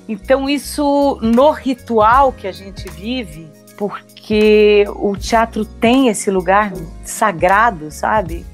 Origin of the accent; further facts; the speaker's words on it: Ribeirão Preto, São Paulo, Brazil; Eu sou do interior de São Paulo, uhum. de um lugar muito próximo a Minas. Então, eu sempre falei Uai, trem. Olha. É, que é Ribeirão Preto